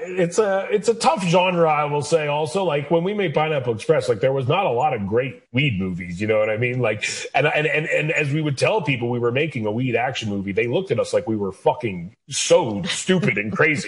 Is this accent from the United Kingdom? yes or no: no; Canada; moved away as an adult; now in United States; I'm a Canadian person who left Canada to produce American content.